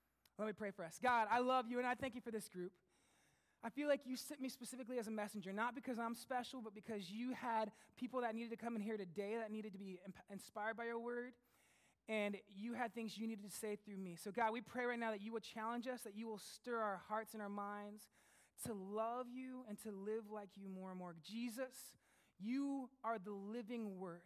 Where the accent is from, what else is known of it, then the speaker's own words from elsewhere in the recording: United States; now in Sussex, Canada; I'm American